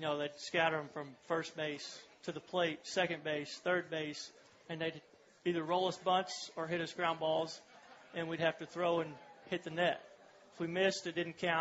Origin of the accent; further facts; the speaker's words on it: Weatherford, Oklahoma, United States; also born or lived in Clinton, Oklahoma / Round Rock, Texas; I was born in Clinton, Oklahoma, which is actually about 10, 15 minutes from Weatherford, and lived there for a few years, and then we moved to Texas